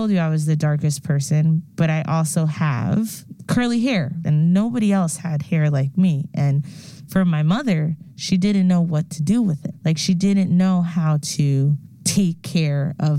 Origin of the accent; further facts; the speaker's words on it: New York, United States; I grew up in New York